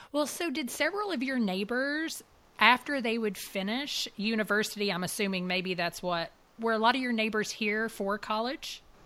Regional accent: United States; as an American Christian myself

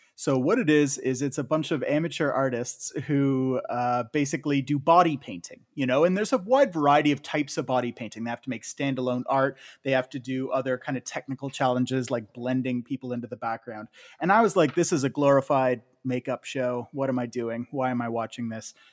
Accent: Canada; as a Canadian

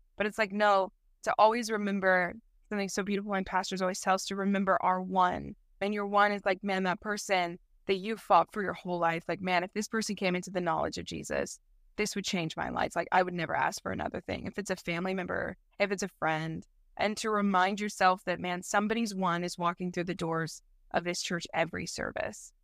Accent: St. Louis, Missouri, United States; I grew up in St. Louis, uh, Missouri, so Midwest gal

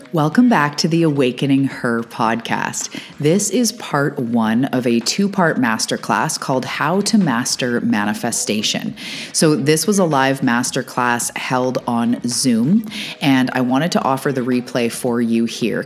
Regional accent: Canada; also born or lived in Vancouver Island, British Columbia; I'm also a Canadian. I'm an island girl living on the west coast of Canada on Vancouver Island

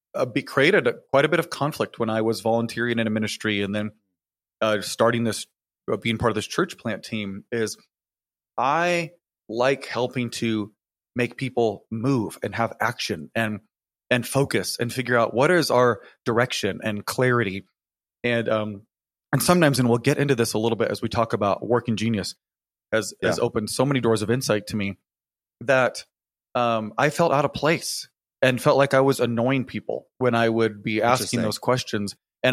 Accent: California, United States; Growing up in Northern California, it never rains, Mike.

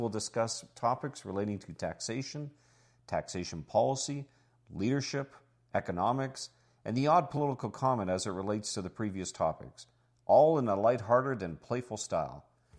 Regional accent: Canada; I'm your host … I'm a Canadian tax expert who has over 30 years of experience

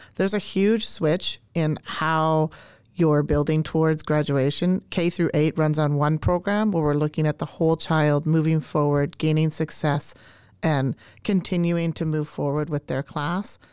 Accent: Canada; now in Minnesota, United States; I grew up in Canada, uh, and so I say grade nine, and I do not say ninth grade

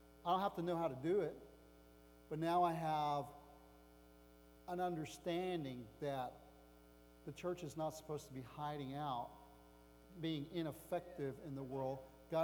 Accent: United States; as an American

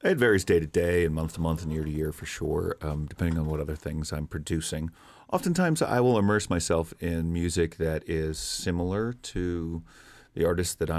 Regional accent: East Coast, United States; moved away; growing up on the East Coast in the era that I did was just wonderfully diverse

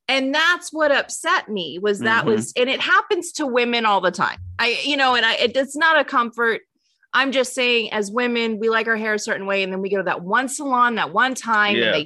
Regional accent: California, United States; moved away; growing up in California

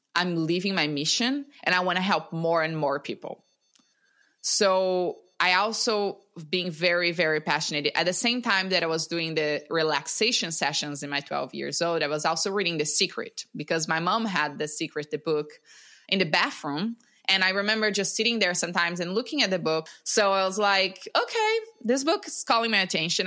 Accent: Brazil; I'm from Brazil, born and raised in Brazil

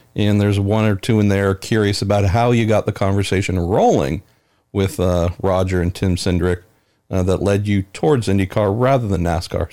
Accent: United States; here in my home country

